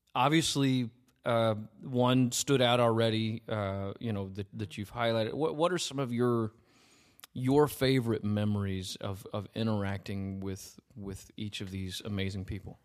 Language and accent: English; United States; I just remember being an American living over there